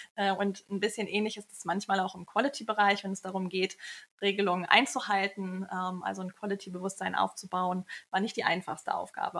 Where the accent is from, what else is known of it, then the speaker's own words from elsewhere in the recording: Kiel, Schleswig-Holstein, Germany; moved away as an adult; also born or lived in India; now in Hamburg, Germany; Ich bin aus Kiel, bin dort aufgewachsen, habe Pharmazie in Kiel studiert